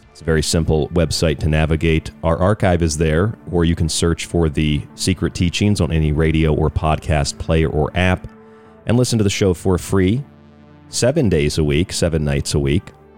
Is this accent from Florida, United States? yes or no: yes; Florida, United States; I'm from Florida, so I grew up with there, with there are a lot of hurricanes